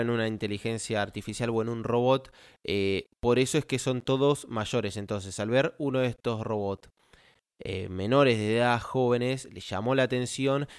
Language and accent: Spanish; Argentina; como argentino